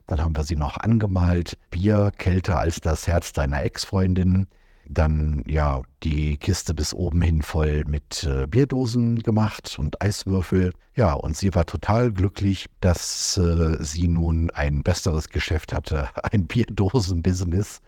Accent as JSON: {"language": "German", "country": "Germany", "said": "als Deutscher"}